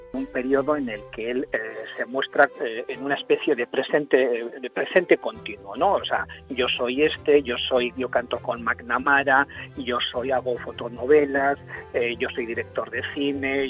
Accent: Castilla-La Mancha, Spain; nací en La Mancha

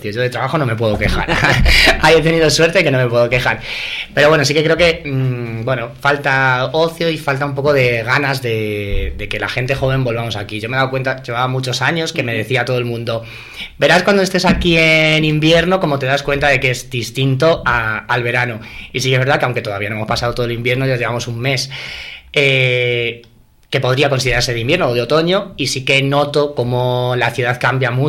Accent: Béjar, Castile and León, Spain; este año por fin eh, he podido volver, volver a mi tierra.

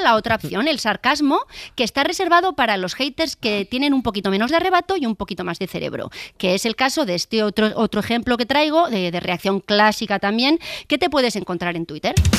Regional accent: Spain; los españoles, que vamos de frente como las cabras

